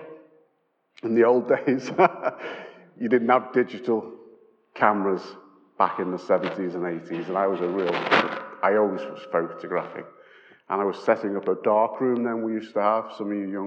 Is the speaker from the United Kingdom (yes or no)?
yes; Liverpool, North West England, United Kingdom; we're from Liverpool